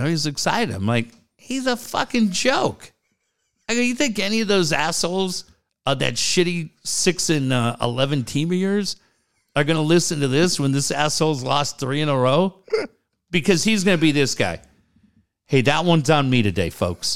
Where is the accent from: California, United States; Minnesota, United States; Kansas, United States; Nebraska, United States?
Minnesota, United States; Richfield; moved away; my hometown is Richfield, Minnesota